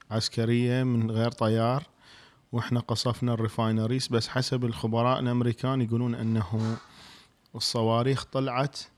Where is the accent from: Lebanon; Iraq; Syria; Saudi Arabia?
Iraq; واحنا حنطلع بالشارع تقول يقول لك انت شنو تقول له انا عراقي